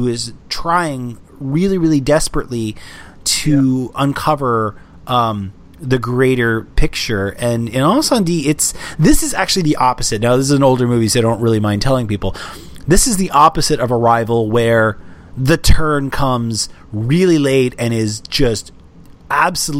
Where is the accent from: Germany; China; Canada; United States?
Canada